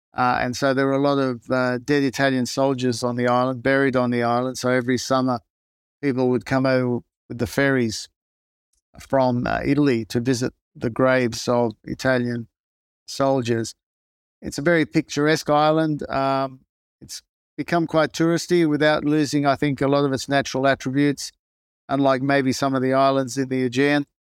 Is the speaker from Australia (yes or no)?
yes; Newcastle, New South Wales, Australia; first language Greek; English is a second language; I grew up in Newcastle, in, um, Australia, which in those days was a steel city and a big coal port.